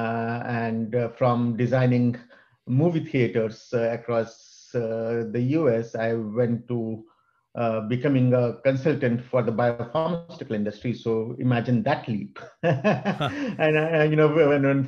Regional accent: India; moved away as an adult; now in United States; I was born in India and came to the US when I was 24 with two suitcases

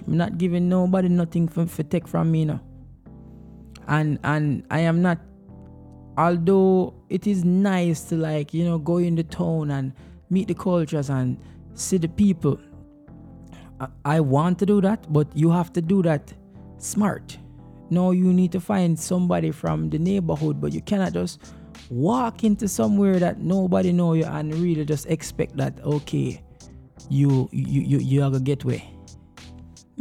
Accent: Jamaica; now in United States

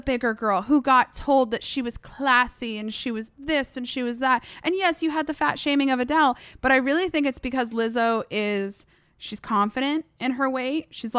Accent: Massachusetts, United States; So, like, I grew up in Massachusetts.

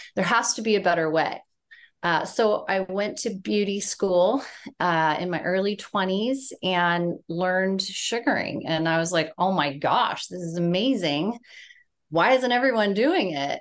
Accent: San Diego, California, United States; also born or lived in Charleston, South Carolina; I am from San Diego, California

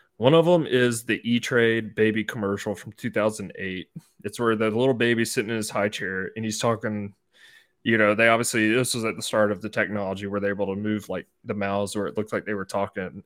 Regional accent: North Georgia, United States; I grew up in North Georgia my whole life

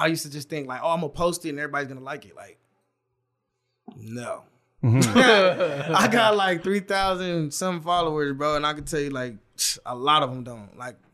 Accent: Los Angeles, California, United States; also born or lived in Chicago; I was born in Chicago, but I grew up in San Pedro, like LA baby

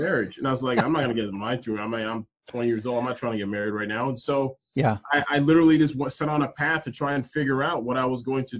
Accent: Toronto, Ontario, Canada; moved away as an adult; now in United States; I'm originally born and raised in Canada, in Toronto, but I'm a Nigerian descent.

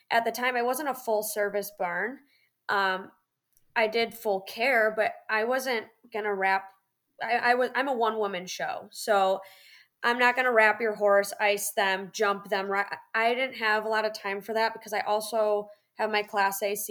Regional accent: Florida, United States; I'm like, look, I'm from Florida and this is really cold.

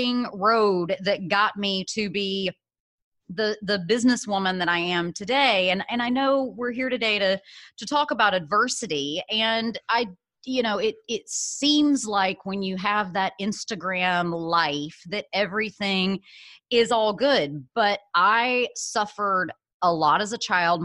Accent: Birmingham, Alabama, United States; moved away as an adult; also born or lived in San Francisco; I am originally from Birmingham, Alabama, was born in Alabama, raised there my whole life, all the way through college

